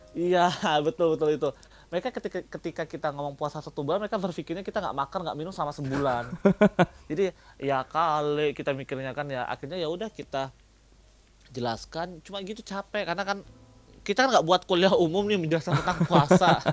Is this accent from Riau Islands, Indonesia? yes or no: yes; Batam, Riau Islands, Indonesia; also born or lived in Jatinangor, West Java; now in South Korea; Gua dari Batam, dari Batam.